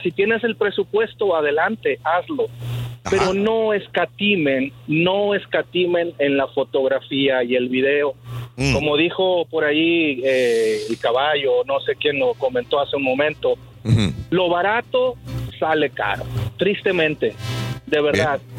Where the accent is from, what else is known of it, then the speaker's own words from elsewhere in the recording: San Luis Potosí, Mexico; moved away; also born or lived in Matamoros, Tamaulipas / Ciudad Victoria, Tamaulipas; soy de San Luis Potosí, pero me casé con una dama tamaulipeca.